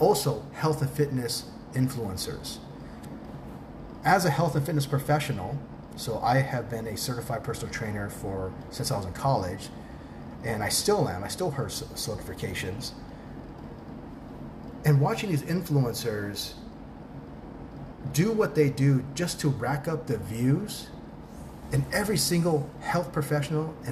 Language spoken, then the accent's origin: English; Tucson, Arizona, United States; first language English; moved away as an adult; also born or lived in Newport Beach, California; now in Thailand; I am an expat from Southern California, from Newport Beach, that grew up in Tucson, Arizona